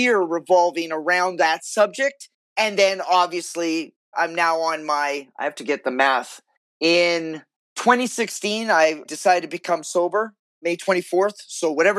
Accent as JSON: {"language": "English", "town": "Vancouver", "region": "British Columbia", "country": "Canada", "tie": "born or raised there", "said": "I was born and raised in Vancouver, Canada"}